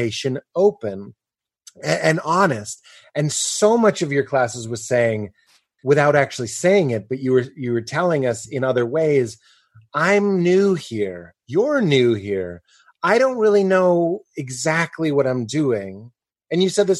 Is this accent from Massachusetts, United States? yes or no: yes; Boston, Massachusetts, United States; growing up in the Boston area